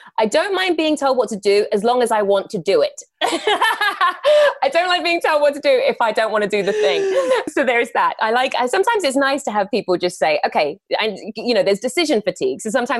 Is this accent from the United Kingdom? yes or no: yes; England, United Kingdom; now in Los Angeles, United States; But no, you are right. I'm from England.